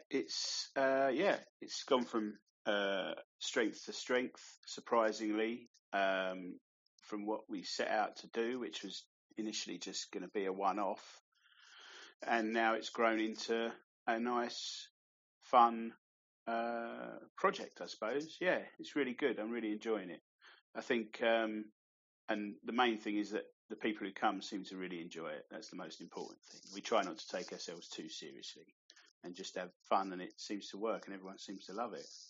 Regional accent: Cheshunt, East of England, United Kingdom; moved away as an adult; now in St Albans, United Kingdom; my hometown, Cheshunt

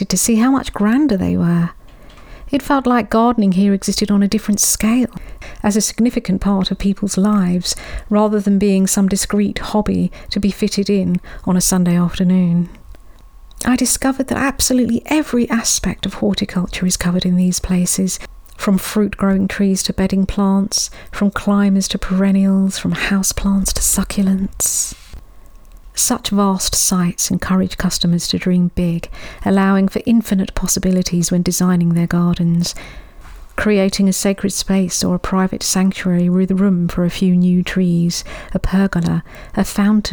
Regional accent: London, United Kingdom; Growing up in London, our local small city garden centre was always a place I'd escape

